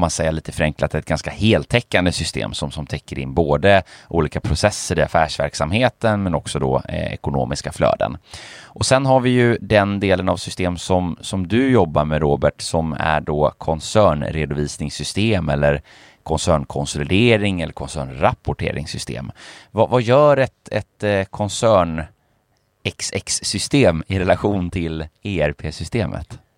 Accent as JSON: {"language": "Swedish", "country": "Finland", "tie": "born or raised there", "also_born_or_lived": "Sweden", "moved": "yes", "said": "Jag jag är ju född finsk va"}